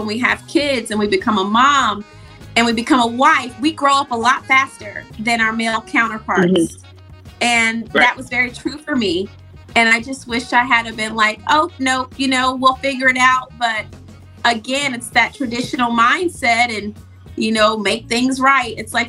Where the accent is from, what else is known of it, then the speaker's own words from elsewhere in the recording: the South, United States; But it is traditional. I was raised in the South, so it's very normal for people to marry very